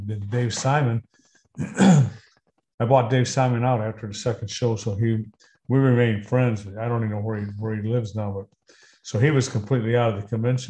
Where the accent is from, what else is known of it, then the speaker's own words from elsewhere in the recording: Detroit, Michigan, United States; also born or lived in Georgia, United States / Texas, United States; I was born in Georgia. I was there until I was 6 years old. And my dad moved us up to Detroit. So most of my life's been in Detroit. I've lived in Texas, still have property in Texas, but, no, growing up was basically done right in Detroit.